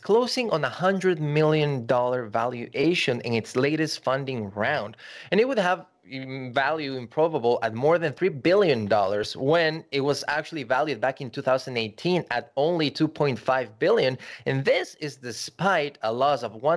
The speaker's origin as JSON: {"language": "English", "country": "Ecuador", "tie": "born or raised there", "said": "I grew up in Ecuador"}